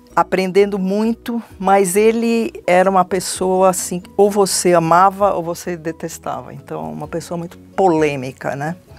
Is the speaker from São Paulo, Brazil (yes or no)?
yes; São Paulo, Brazil; eu sou de São Paulo, minha família é de São Paulo